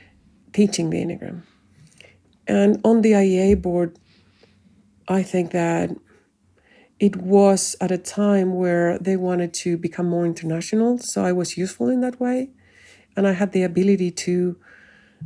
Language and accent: English; Chile; first language Spanish; English is a second language; also born or lived in South Africa; my home country